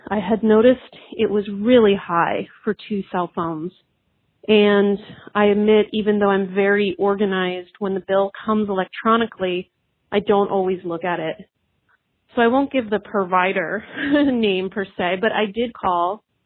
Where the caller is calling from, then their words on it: Los Angeles, California, United States; I'm calling from Los Angeles, California